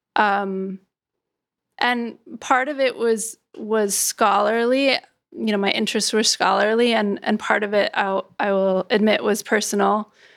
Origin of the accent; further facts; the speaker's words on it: California, United States; now in New York, United States; my home state of California, in the state where I live now, which is New York